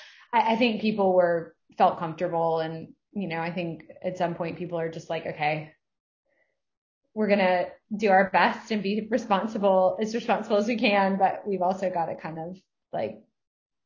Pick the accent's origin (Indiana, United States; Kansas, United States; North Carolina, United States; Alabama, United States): North Carolina, United States; here to North Carolina, and we're going to do a couple of events together in my hometown